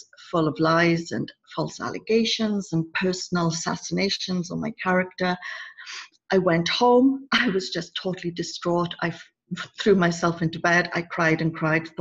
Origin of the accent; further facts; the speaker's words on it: United Kingdom; I'm a Brit